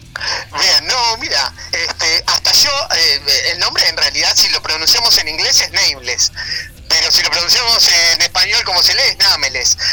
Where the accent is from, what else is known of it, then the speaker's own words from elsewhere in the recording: Ciudad de la Costa, Canelones, Uruguay; soy un gurí que se crió y nació en Ciudad de la Costa